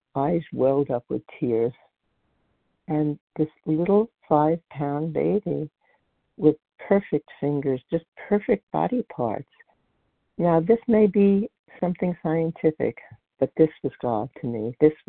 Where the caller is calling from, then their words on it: Colchester, Vermont, United States; I'm calling in from Colchester, Vermont.